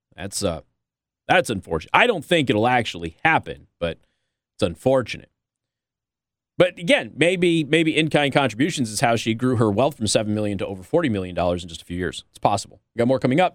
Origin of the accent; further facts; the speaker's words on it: Las Vegas, Nevada, United States; now in South Bend, United States; I'm from Vegas